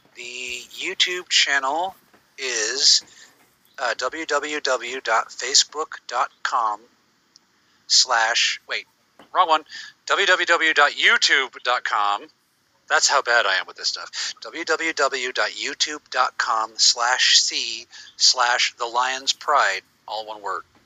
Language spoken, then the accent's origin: English; United States